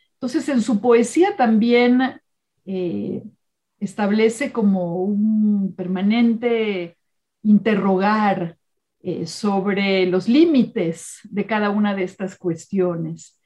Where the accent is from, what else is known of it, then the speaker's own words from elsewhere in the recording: Mexico City, Mexico; como joven en la preparatoria eh, de un colegio hebreo en la Ciudad de México